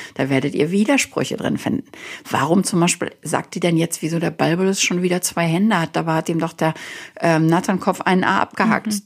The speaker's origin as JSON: {"language": "German", "country": "Germany", "tie": "born or raised there", "moved": "yes", "lives_now": "United States", "said": "dass ich als Deutsche geboren wurde"}